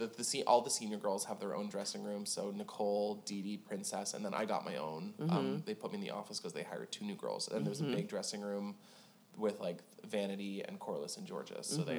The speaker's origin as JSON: {"language": "English", "town": "Toronto", "region": "Ontario", "country": "Canada", "tie": "born or raised there", "moved": "as an adult", "lives_now": "Nashville, United States", "said": "Like Toronto, my hometown?"}